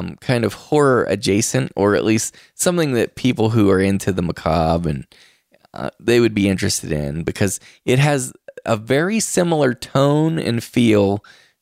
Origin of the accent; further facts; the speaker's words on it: Moundsville, West Virginia, United States; my hometown. It's in Moundsville, West Virginia.